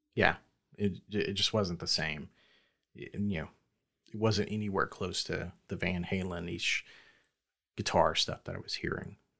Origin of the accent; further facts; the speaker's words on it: the South, United States; growing up in the South